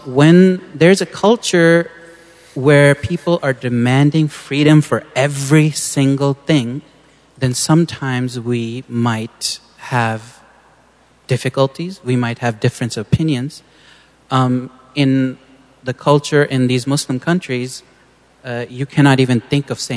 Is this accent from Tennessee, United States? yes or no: no; San Diego, California, United States; I grew up in San Diego, and a very American kid